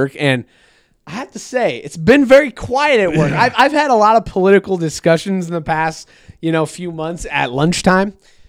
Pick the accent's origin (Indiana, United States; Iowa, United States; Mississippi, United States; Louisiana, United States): Iowa, United States; Des Moines; I'm from Des Moines. I'm not from Iowa. Yeah. I'm from Des Moines. We voted blue.